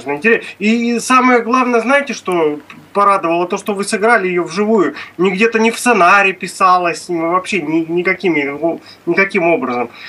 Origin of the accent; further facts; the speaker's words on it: Astrakhan Oblast, Russia; Я из Астраханской области.